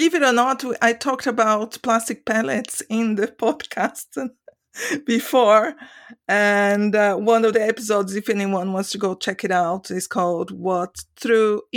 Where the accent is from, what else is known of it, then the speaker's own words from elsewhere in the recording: Brazil; now in Sweden; I'm from Brazil originally